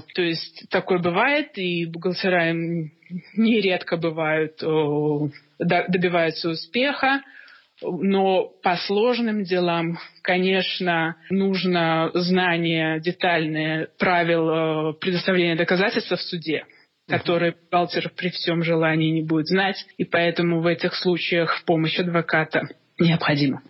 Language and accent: Russian; Minsk, Belarus; moved away as an adult; now in Toronto, Canada; я из Минска, из Белоруссии